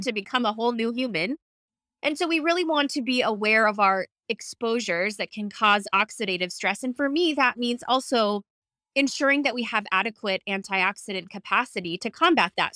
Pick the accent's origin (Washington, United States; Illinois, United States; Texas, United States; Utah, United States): Washington, United States; Seattle; I'm from Seattle